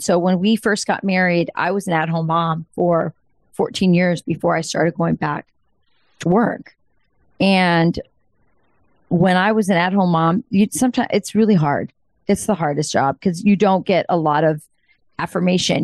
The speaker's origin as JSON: {"language": "English", "region": "Southwest", "country": "United States", "said": "I'm Hispanic from the Southwest"}